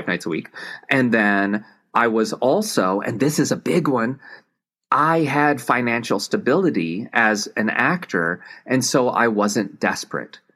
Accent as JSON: {"language": "English", "region": "Tennessee", "country": "United States", "tie": "born or raised there", "said": "I grew up in Tennessee."}